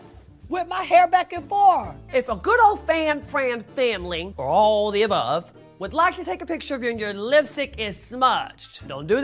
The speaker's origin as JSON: {"language": "English", "region": "Texas", "country": "United States", "said": "I'm from Texas"}